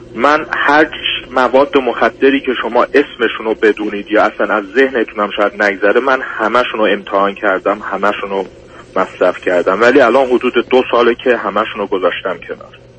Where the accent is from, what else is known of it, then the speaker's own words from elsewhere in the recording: Iran; moved away as an adult; also born or lived in Turkey; now in Germany; 5 سال تو آلمان زندگی میکنم و 19 ساله بودم که از ایران اومدم بیرون